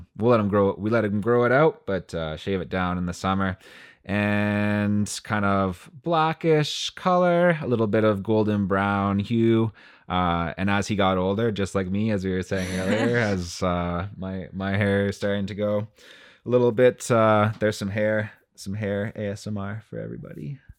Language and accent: English; Timmins, Ontario, Canada; Our house backed onto the woods where I grew up in Timmins, and it gets pretty cold there.